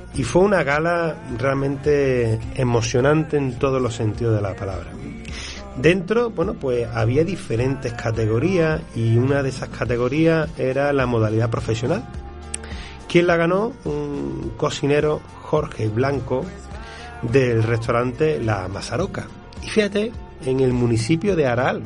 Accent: Andalusia, Spain; como sevillano

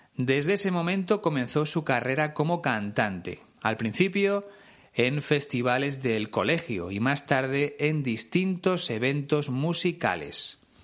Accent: Spain; en mi país.

